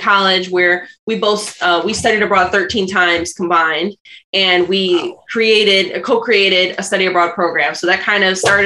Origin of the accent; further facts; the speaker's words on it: Flint, Michigan, United States; I'm originally from Flint, Michigan